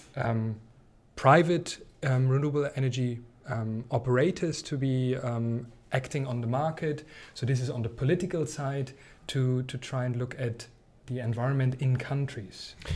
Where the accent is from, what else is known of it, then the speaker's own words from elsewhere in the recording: East Germany, Germany; I come from East Germany